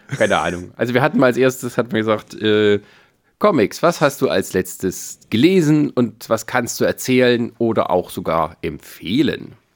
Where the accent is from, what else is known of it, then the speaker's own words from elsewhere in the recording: western Germany, Germany; moved away as an adult; now in eastern Germany; ich habe nicht mehr viele Jahre vor mir, dann wohne ich länger hier, als ich in der westlichen Heimat gewohnt habe